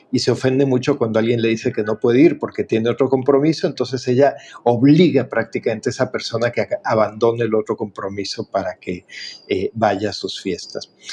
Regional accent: Mexico; como decimos en México

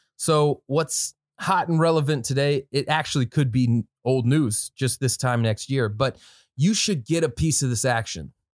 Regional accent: Midwest, United States; you can tell I'm from the Midwest.

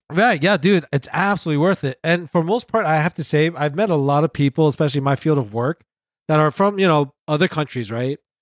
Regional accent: New York City, New York, United States; I was born and raised in Queens.

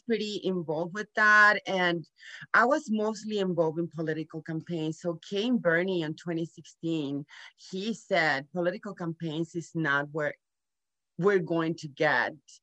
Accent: Nuevo Laredo, Tamaulipas, Mexico; moved away as an adult; now in San Antonio, United States; I was born here in Laredo, Texas, but I grew up in Nuevo Laredo, Mexico with Mexican parents

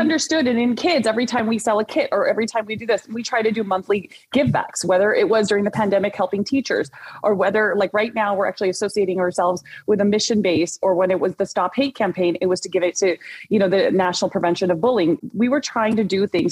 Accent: Orange County, Southern California, United States; I grew up in the Orange, in Orange County, but I'm also born and raised Southern Californian girl

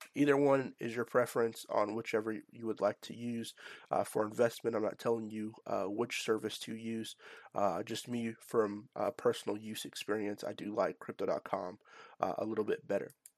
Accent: Nashville, Tennessee, United States; based in my hometown of, uh, Nashville, Tennessee

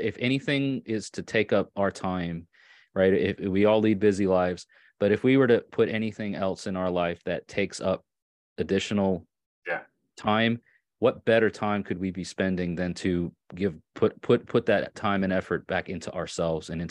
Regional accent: Long Island, New York, United States; also born or lived in Catskills, New York; I grew up on Long Island in New York, and then we moved to like the off of the island close to the lower foothills of the Catskill

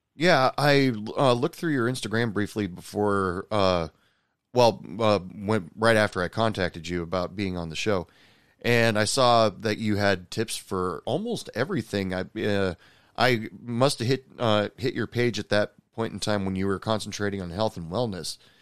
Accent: Oregon, United States; I grew up in Oregon and the Pacific Ocean

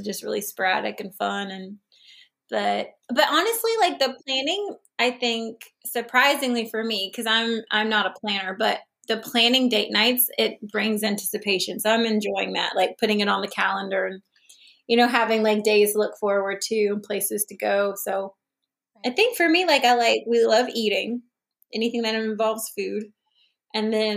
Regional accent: Charlotte, North Carolina, United States; also born or lived in Greensboro, North Carolina; I'm from Charlotte

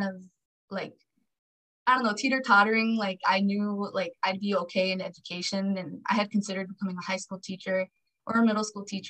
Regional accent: Los Angeles, California, United States; I was born here in LA, born and raised

